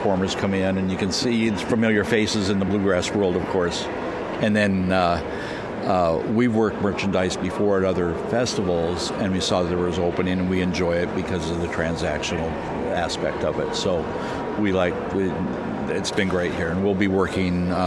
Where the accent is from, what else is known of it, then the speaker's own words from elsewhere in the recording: Flagler Beach, Florida, United States; We're from Flagler Beach, Florida